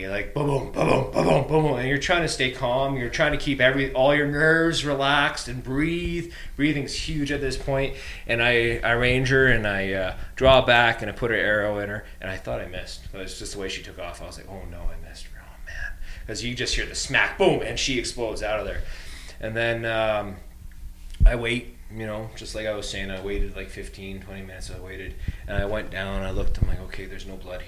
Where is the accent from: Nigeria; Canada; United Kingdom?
Canada; Bow Valley, Alberta; growing up in the Bow Valley